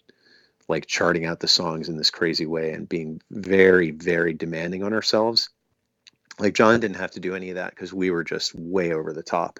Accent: Maryland, United States; we're from Maryland

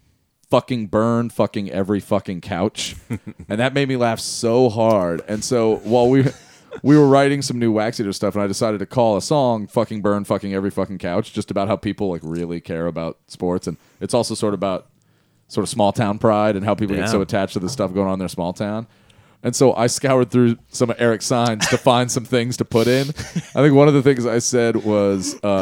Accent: San Diego, California, United States; moved away; when I was growing up in San Diego

